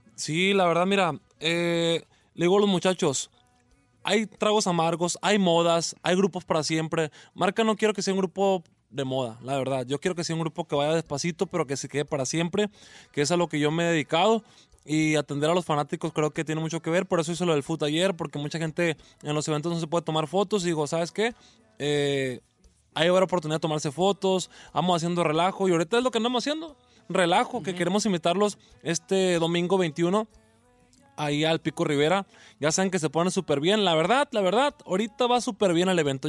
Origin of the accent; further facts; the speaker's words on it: Culiacán, Sinaloa, Mexico; en Culiacán, que es mi tierra